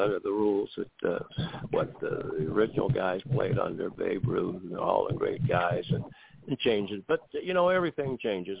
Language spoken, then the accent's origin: English; Warren, Ohio, United States; I was from Warren, Ohio